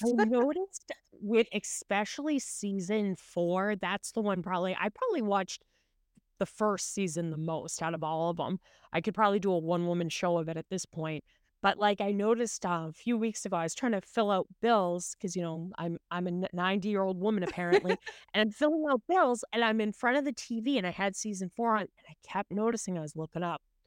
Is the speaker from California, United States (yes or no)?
no; Massachusetts, United States; I'm from Massachusetts